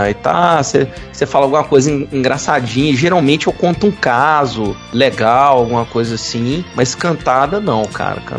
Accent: Minas Gerais, Brazil; É, nós somos mineiros, vamos para Salvador, queremos conhecer vocês e mesmo assim não adiantou.

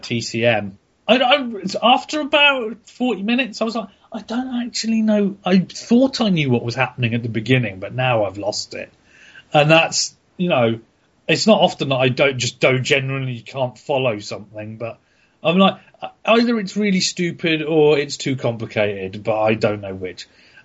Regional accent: Ireland; I'm Irish. That means I only have the …, and I listen to all of it all the time.

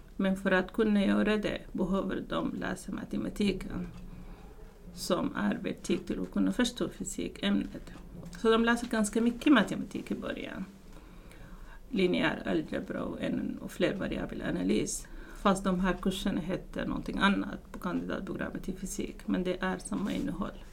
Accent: Sudan; Swedish is a second language; moved away as an adult; now in Sweden; jag kommer inte från Sverige i början, utan jag kommer från Sudan som ligger i Afrika

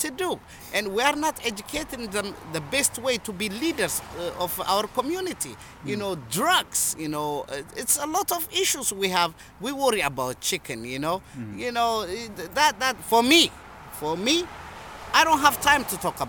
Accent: Shashamane, Oromia, Ethiopia; now in Worcester, United States; I was born in Ethiopia, mm-hmm. Shashamane

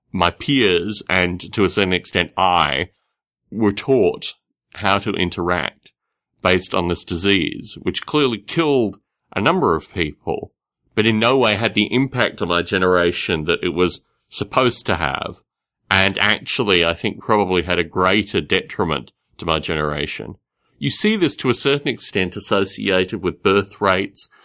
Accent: Australia; growing up in Australia

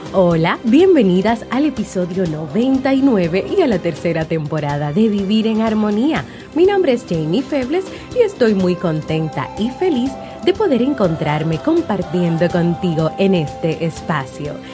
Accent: Dominican Republic; En mi país, República Dominicana

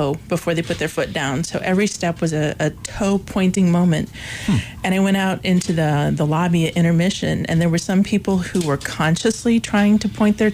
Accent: Erie, Illinois, United States; moved away as an adult; now in Williamsburg, United States; I grew up in a very small town called Erie, Illinois

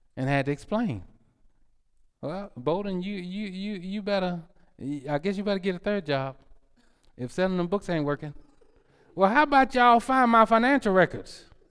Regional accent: United States; I'm American

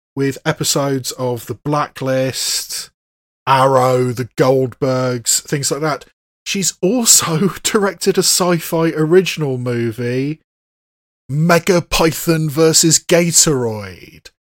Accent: United Kingdom; as a native British person, I mean, I'm not Scottish myself

